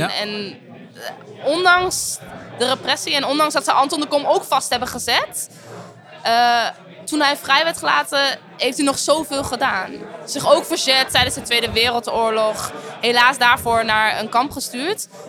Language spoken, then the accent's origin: Dutch; Netherlands; ik ben niet Surinaams, maar ik ben opgegroeid in Nederland